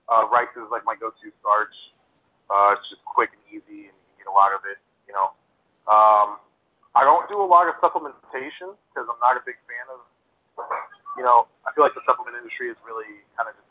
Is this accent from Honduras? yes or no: yes; Honduras; moved away; I was born in Honduras, and we're all, like, a bunch of small little Hispanic people.